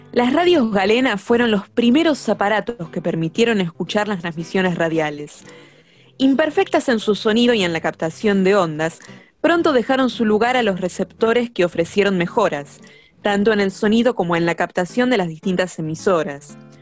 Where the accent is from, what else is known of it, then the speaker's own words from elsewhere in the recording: Argentina; este crisol que somos en Argentina